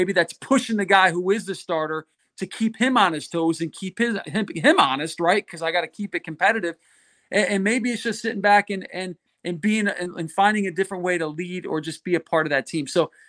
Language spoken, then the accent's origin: English; Connecticut, United States; I grew up in Connecticut in the Northeast playing baseball.